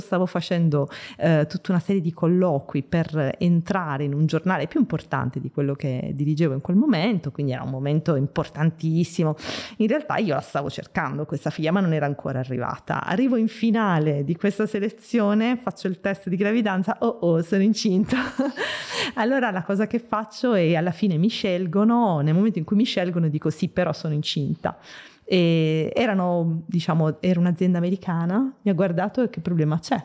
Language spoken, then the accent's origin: Italian; Bari, Apulia, Italy; moved away as an adult; now in Milan, Italy; vengo da Bari. Lì sono nata, ho passato venti, vent'anni della mia vita in Puglia e vent'anni a Milano